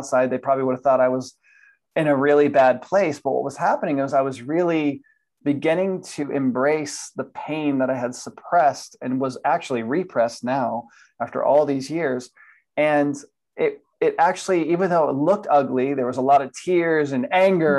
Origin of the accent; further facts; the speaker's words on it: Miami, Florida, United States; moved away as an adult; now in Atlanta, United States; I was born in Miami, Florida, and I spent pretty much 40 years in Florida growing up. And I'm now currently in Atlanta, Georgia